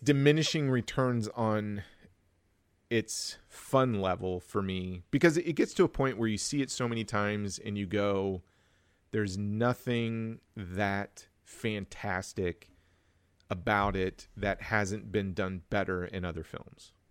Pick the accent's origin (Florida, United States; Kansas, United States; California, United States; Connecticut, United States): Kansas, United States; Wichita; I was born and raised in Wichita, Kansas